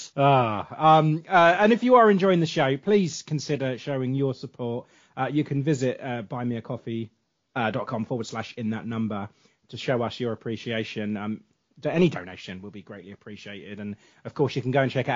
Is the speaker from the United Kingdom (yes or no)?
yes; England, United Kingdom; I'm English.